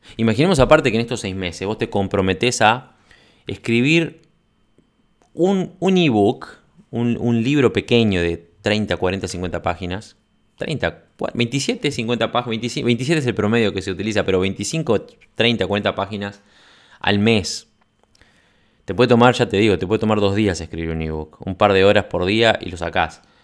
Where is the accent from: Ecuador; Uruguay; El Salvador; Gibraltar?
Uruguay; acá en mi país